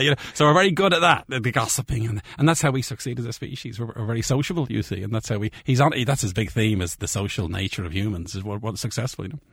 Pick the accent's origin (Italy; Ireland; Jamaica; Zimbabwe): Ireland; moved away as an adult; also born or lived in London; I left Ireland in the mid-eighties